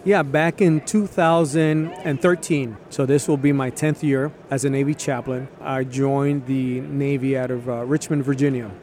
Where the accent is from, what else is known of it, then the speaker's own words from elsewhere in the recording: Puerto Rico; I was born in Puerto Rico